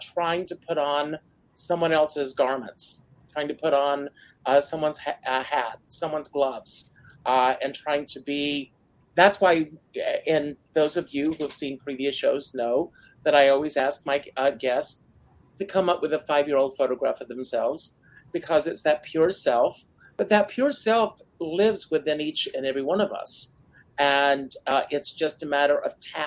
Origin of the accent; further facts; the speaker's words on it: Myrtle Beach, South Carolina, United States; moved away; I grew up in Myrtle Beach, South Carolina, in the South